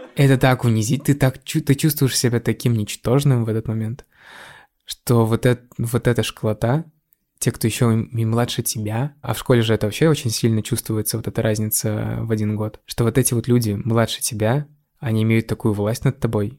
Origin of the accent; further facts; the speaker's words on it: Raduzhny, Russia; небольшой сибирский город, в котором я родился и вырос.